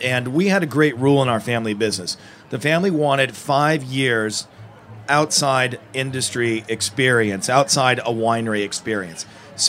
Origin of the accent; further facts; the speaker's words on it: Napa Valley, California, United States; it was amazing growing up in Napa Valley because you're with the vines, you're with agriculture. We have great farm-to-table foods there just as a way of life.